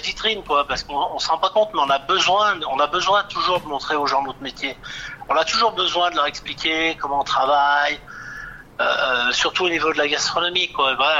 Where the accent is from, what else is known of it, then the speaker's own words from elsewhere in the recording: Bourgoin-Jallieu, Auvergne-Rhône-Alpes, France; now in Saint-Savin, France; Je suis natif de Bourgoin